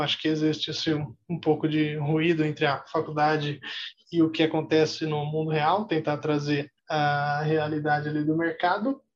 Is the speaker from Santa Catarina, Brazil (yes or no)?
no; Osasco, São Paulo, Brazil; eu cresci um pouco bem afastado do centro de São Paulo, cresci em Osasco